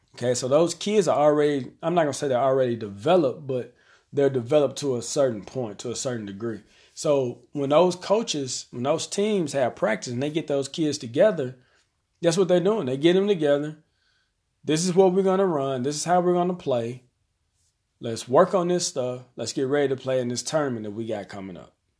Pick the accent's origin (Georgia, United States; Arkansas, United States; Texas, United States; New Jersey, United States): Arkansas, United States; here in my hometown, we have one public high school